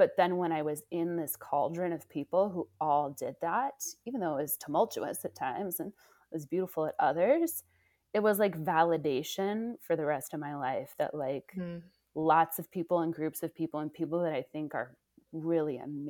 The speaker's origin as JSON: {"language": "English", "town": "Oakland", "region": "California", "country": "United States", "also_born_or_lived": "Indiana / New York City / Ashfield, Massachusetts", "moved": "yes", "said": "I'm from California. So yeah. I'm from the Bay Area. I'm from Oakland. So yeah, had this journey, you know, school in Indiana, then moving to New York City, then moving to Ashfield, Massachusetts."}